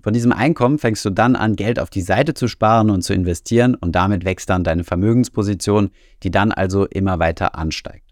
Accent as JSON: {"language": "German", "region": "Saarland", "country": "Germany", "said": "Da wo ich herkomme, aus dem Saarland"}